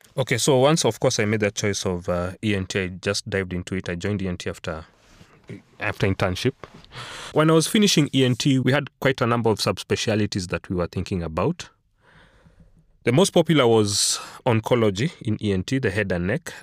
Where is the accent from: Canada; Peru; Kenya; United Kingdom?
Kenya; Nairobi; moved away as an adult; also born or lived in South Africa; born and raised in Nairobi, school in Nairobi all my life